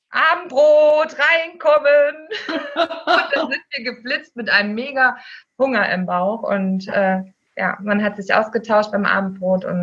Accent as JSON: {"language": "German", "region": "East Germany", "country": "Germany", "tie": "born or raised there", "said": "Ich bin im äh, Osten groß geworden. Mhm. Also meine Kindheit habe ich im Osten verbracht."}